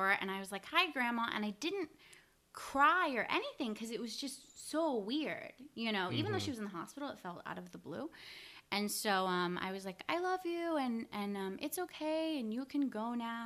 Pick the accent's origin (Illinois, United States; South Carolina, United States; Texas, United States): Texas, United States; Houston; I'm from Houston